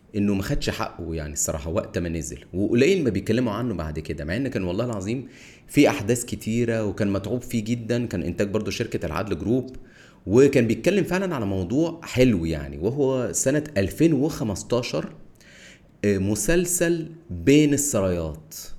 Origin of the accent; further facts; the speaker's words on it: Cairo, Cairo Governorate, Egypt; انا من القاهره